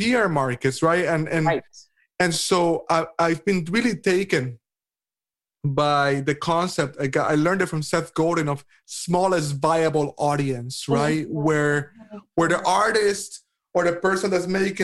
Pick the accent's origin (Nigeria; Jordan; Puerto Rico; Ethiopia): Puerto Rico; I'm from the Caribbean originally. I'm from Puerto Rico.